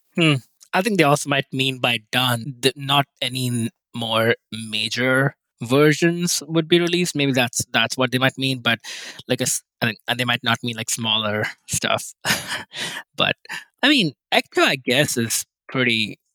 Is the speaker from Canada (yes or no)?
no; India; moved away; I grew up in India